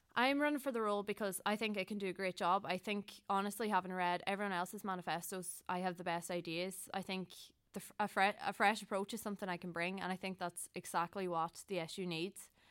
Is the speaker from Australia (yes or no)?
no; Donegal, Ulster, Ireland; moved away as an adult; now in Dublin, Ireland; I'm from Llanad in Donegal